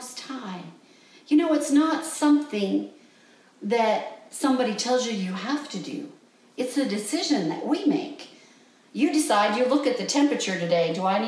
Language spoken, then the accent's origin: English; Canada; moved away as an adult; also born or lived in Guatemala; I'm from Canada. I know what a coat's for. I know what 40 degrees below zero looks like